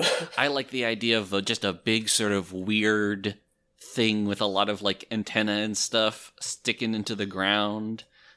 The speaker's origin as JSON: {"language": "English", "region": "New Hampshire", "country": "United States", "tie": "born or raised there", "also_born_or_lived": "Elmira, New York", "moved": "yes", "said": "my hometown in New Hampshire"}